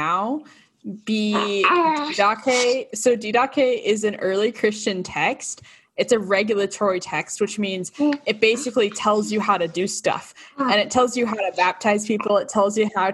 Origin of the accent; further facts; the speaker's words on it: Boston, Massachusetts, United States; moved away as an adult; also born or lived in Provo, Utah; I'm from Boston, Massachusetts